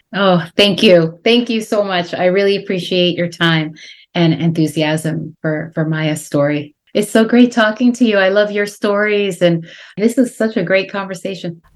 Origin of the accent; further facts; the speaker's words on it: a suburb of Boston, Massachusetts, United States; also born or lived in Guatemala; even though we lived in a suburb of Boston in Massachusetts.